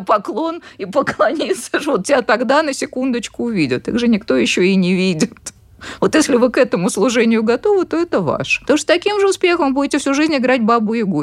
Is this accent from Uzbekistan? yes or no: yes; Tashkent, Uzbekistan; moved away; Я сама из Ташкента